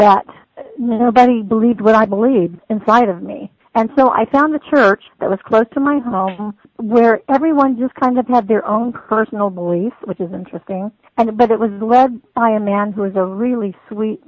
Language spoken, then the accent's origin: English; Virginia, United States; also born or lived in Hawaii; I was born and raised mostly in Virginia, so Southern enough to call myself a Southerner